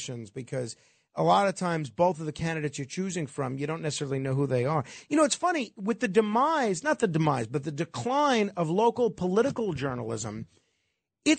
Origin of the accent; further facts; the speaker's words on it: New York City, New York, United States; in my hometown of Staten Island.